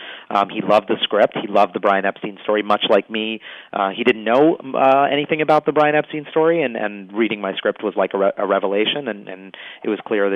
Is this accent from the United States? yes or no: yes; New York City, New York, United States; I'm a New Yorker